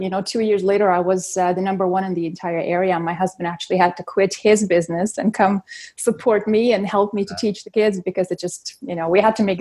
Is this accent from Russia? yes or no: yes; Russia; born there; moved away; also born or lived in Germany; We moved here from Can- uh, from Germany actually, but I was originally born in Russia.